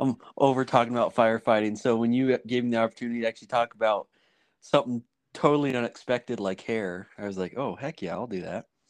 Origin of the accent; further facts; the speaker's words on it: Washington, United States; moved away; also born or lived in Montana; I used to live in Washington